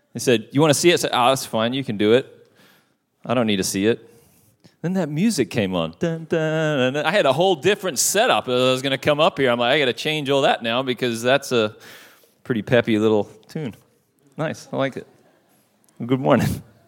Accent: Perth, Western Australia, Australia; moved away; I was at a church, uh, in my hometown of Perth, Western Australia

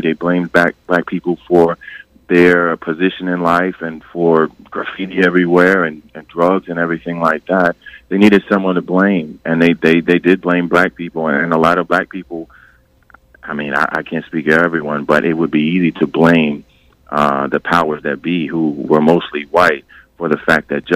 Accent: Westchester, New York, United States; I grew up in Westchester

